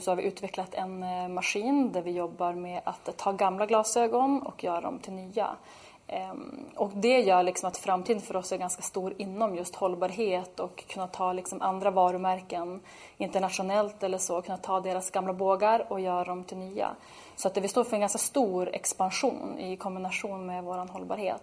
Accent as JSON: {"language": "Swedish", "region": "Norrland", "country": "Sweden", "said": "vi är där uppifrån, från Norrland"}